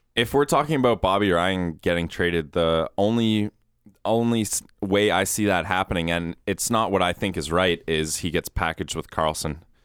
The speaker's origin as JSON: {"language": "English", "town": "Guelph", "region": "Ontario", "country": "Canada", "said": "I'm from Guelph"}